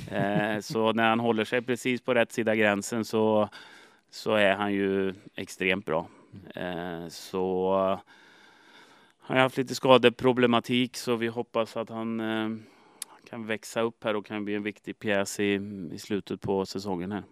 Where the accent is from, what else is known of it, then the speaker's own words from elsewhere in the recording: Sweden; moved away as an adult; jag kommer som nobody från Sverige